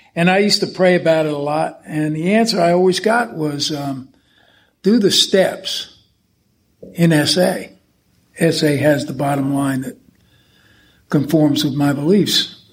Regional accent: the New York area, United States; I was brought up in the New York area

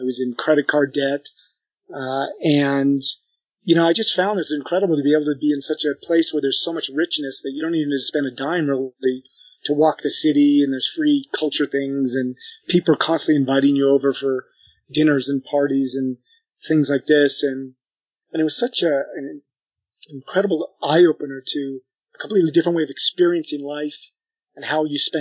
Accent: United States; moved away as an adult; also born or lived in Paris, France; took me in as the American of the group

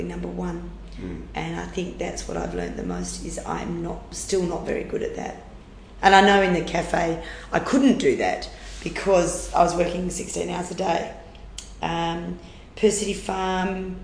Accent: near Carnamah, Western Australia, Australia; the closest town was a place called Carnama, and it was 80 to 90 kilometre round trip for us to go to school

